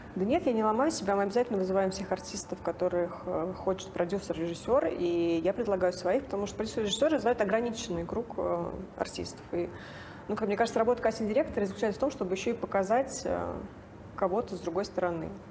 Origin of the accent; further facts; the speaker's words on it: Nizhny Novgorod, Nizhny Novgorod Oblast, Russia; moved away as an adult; also born or lived in Moscow; я сама из Нижнего Новгорода